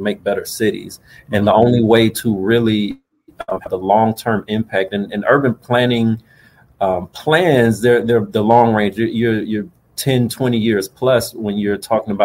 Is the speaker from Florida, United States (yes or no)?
yes; Florida, United States; also born or lived in Fort Pierce, Florida / Boynton Beach, Florida / Pensacola, Florida / Virginia; I was born about a little less than an hour north of here in Fort Pierce, Florida. But I grew up more or less, or at least finished high school, about 40 minutes south of here in Boynton Beach. So I'm a native Floridian, and I've hopped around the state during my upbringing